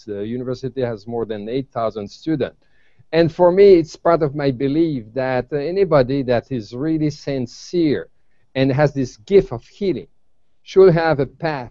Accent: Canada; I come from Canada

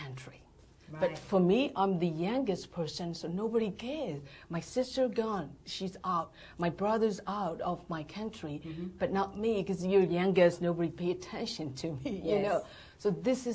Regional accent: Yangon, Yangon Region, Myanmar; moved away as an adult; also born or lived in Malaysia; now in San Diego, United States; I was born and raised in Burma, mm-hmm. in Rangoon

